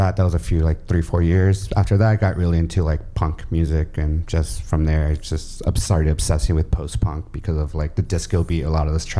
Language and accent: English; Hacienda Heights, California, United States; I grew up in Hacienda Heights.